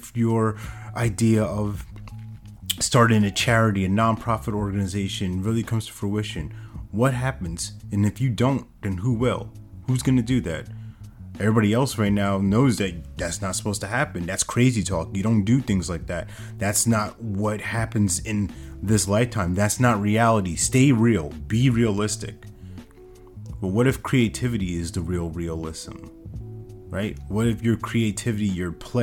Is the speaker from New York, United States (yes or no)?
yes; New York, United States; back when I was growing up in New York